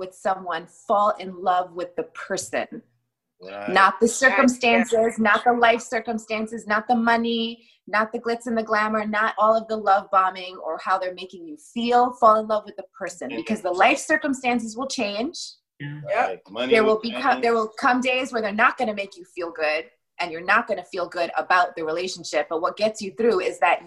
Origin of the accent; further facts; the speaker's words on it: New York City, New York, United States; also born or lived in Queens, New York; now in Fort Lauderdale, United States; I was born in Brooklyn. I'm a Brooklyn girl.